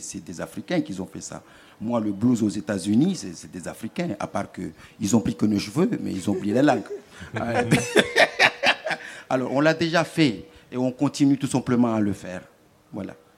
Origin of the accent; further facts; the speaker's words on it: Mayotte; je ne peux pas me présenter tout simplement en tant que Maoré